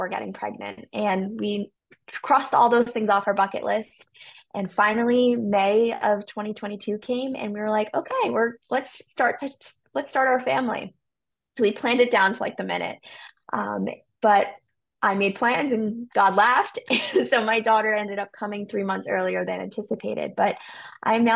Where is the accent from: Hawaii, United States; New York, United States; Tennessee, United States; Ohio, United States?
New York, United States; I'm from the New York